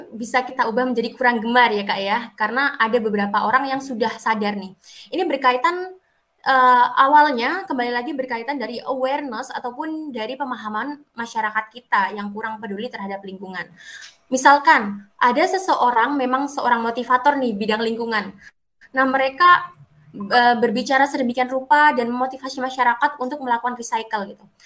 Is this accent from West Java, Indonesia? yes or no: no; Banyuwangi, East Java, Indonesia; Kalau di Banyuwangi sendiri ya kak ya, karena saya orang Banyuwangi nih kak Dinda dan kak Dewi.